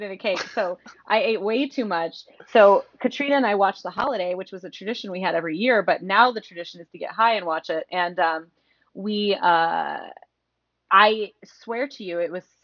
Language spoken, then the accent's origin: English; Midwest, United States; I'm from the Midwest, you know.